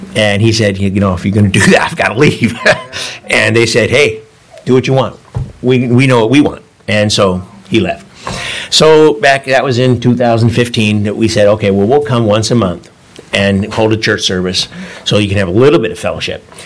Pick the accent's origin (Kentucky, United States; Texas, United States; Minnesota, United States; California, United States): California, United States; Davis; moved away as an adult; also born or lived in San Francisco, California; now in France; I'm from Davis, just down the road